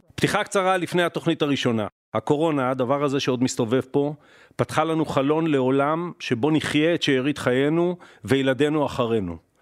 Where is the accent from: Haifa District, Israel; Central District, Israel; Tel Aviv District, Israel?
Haifa District, Israel; Haifa; אני נולדתי בבית חולים אלישע בחיפה